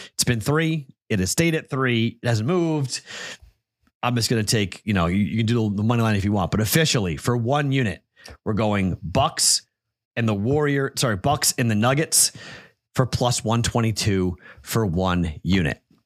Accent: Andover, Massachusetts, United States; moved away; my home state, my hometown of Andover, Mass

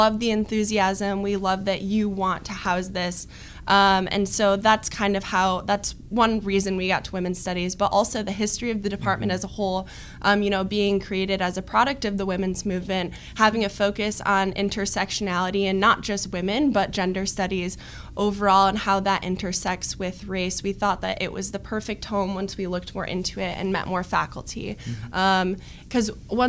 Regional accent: Novi, Michigan, United States; I'm from Novi, Michigan, an upper middle class suburb of Detroit. Loved growing up there

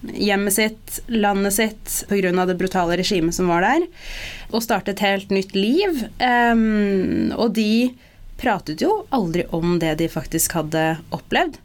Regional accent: Norway; som en mørkhudet person født og oppvokst i Norge

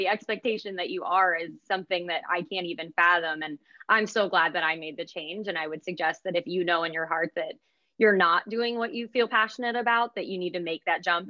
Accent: Pittsburgh, Pennsylvania, United States; moved away as an adult; now in Philadelphia, United States; Yeah, so I grew up actually in Pittsburgh, Pennsylvania, which is one of those cities that you just grow up a diehard sports fan.

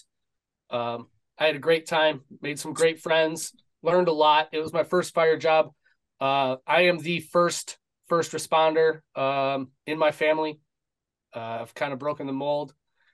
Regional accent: suburb of Detroit, Michigan, United States; born and raised in Michigan, suburb of Detroit

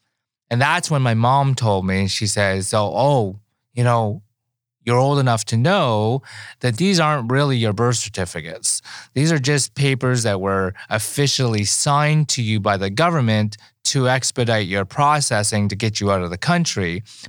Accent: Vietnam; born there; Okay, well, I was born in Vietnam and I was an orphan

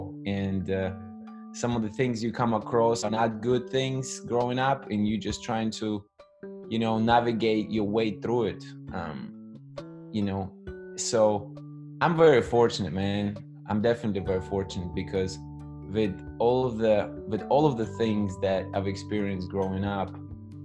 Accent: Russia; moved away as an adult; now in United States; I actually was born and raised in the Soviet Union. So now it's Russia, obviously, but I spent nearly 18 years of my life there

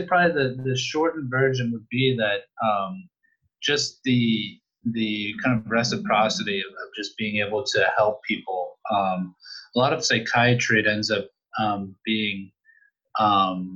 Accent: Northern Virginia, United States; also born or lived in Caribbean; now in Richmond, United States; I grew up in Northern Virginia, actually. So right now I'm in Richmond

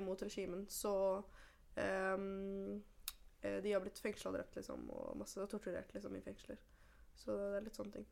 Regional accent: Oslo, Norway; jeg er født og oppvokst i Oslo.

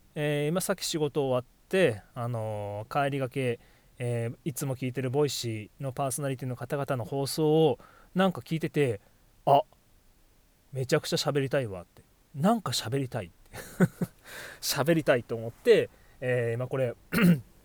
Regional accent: Miyazaki, Japan; 僕宮崎ですけど

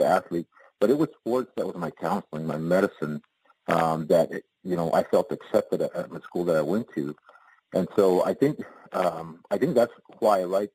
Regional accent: Dimmitt, Texas, United States; moved away; I was raised back in Texas, and it was in the North Panhandle, Dimmitt, Texas

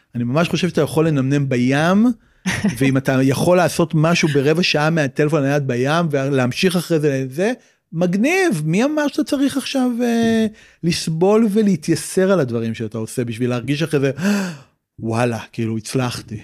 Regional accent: Tel Aviv, Tel Aviv District, Israel; גדלתי בצפון תל אביב

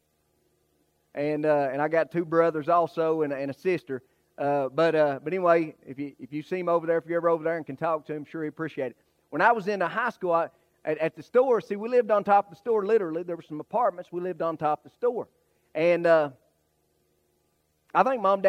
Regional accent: Johnson County, Kentucky, United States; moved away as an adult; now in Pikeville, United States; I'm originally from Johnson County, which is really about 40 minutes north on US 23 from Pikeville

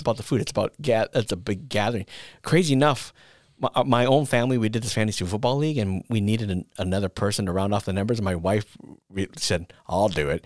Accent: northern Minnesota, United States; in my hometown that I grew up in, in northern Minnesota

